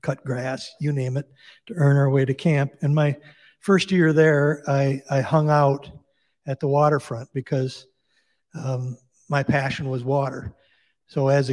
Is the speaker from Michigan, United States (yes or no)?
yes; Saginaw, Michigan, United States; now in Traverse City, United States; I was born in Saginaw, grew up going to a Catholic school with two parents from the UP